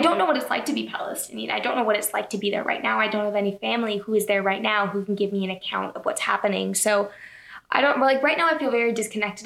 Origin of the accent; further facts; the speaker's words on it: Toronto, Ontario, Canada; from Toronto, Canada